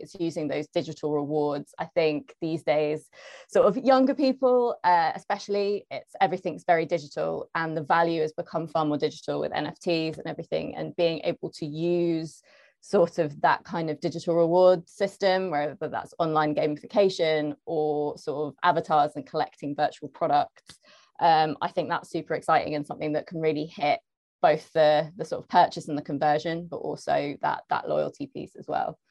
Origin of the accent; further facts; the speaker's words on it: London, United Kingdom; I'm from London, um, I work at Zapper